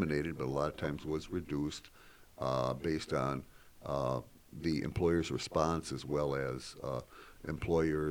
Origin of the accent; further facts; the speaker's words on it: Salamanca, New York, United States; now in Buffalo, United States; I grew up in Salamanca.